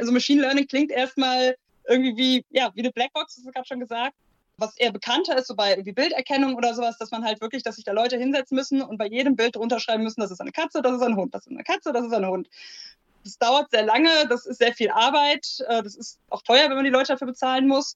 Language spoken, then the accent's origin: German; Ruhr area, North Rhine-Westphalia, Germany; also born or lived in Aachen; now in Duisburg, Germany; ich komme halt auch ursprünglich eher hier aus der Ecke.